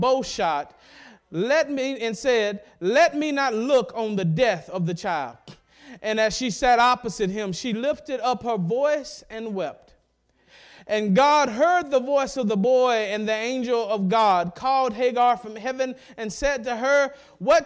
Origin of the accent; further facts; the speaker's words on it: Madison County, Mississippi, United States; as a boy growing up in Madison County, Mississippi, which is part of central Mississippi